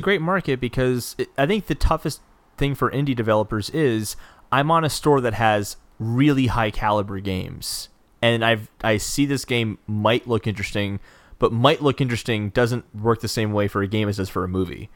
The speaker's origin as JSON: {"language": "English", "country": "United States", "said": "I'm an American"}